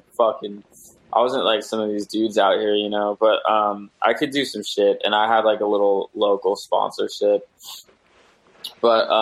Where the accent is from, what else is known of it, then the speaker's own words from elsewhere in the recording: Lyndonville, Vermont, United States; also born or lived in Wasilla, Alaska; now in Seattle, United States; I was born in Wasilla, Alaska, and I was raised in the woods in Vermont